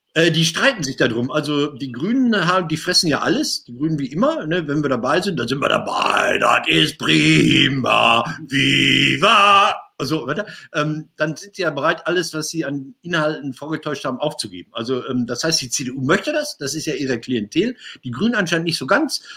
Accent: Marl, North Rhine-Westphalia, Germany; meiner Geburtsstadt Marl

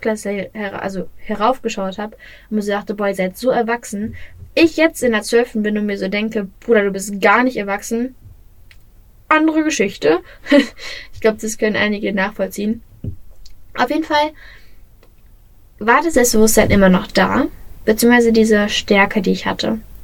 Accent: Bottrop, North Rhine-Westphalia, Germany; sei es in Bottrop, in meiner Heimatstadt

